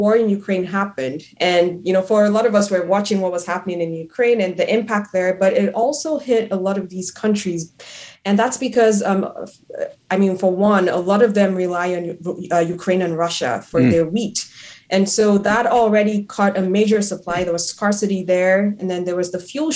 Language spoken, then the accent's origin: English; Nigeria; also born or lived in Moorhead, Minnesota, United States; I'm originally from Nigeria. So I left home to attend college back in 2012